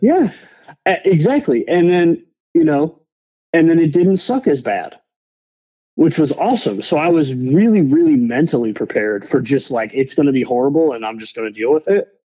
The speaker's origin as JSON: {"language": "English", "region": "Michigan", "country": "United States", "also_born_or_lived": "Jacksonville, Florida", "moved": "yes", "said": "I'm originally from Michigan, but that's where I'd been living at the time"}